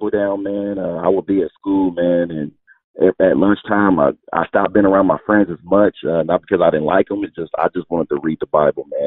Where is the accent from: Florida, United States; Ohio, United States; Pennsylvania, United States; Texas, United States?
Ohio, United States; Dayton; moved away as an adult; also born or lived in Virginia / Twinsburg, Ohio; I'm originally from Dayton, Ohio